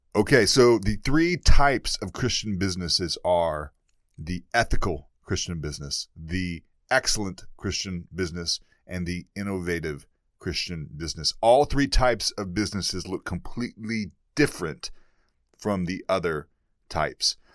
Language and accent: English; East Texas, United States; moved away; I'm from East Texas originally. I'm from the boondocks. I'm from the deep south.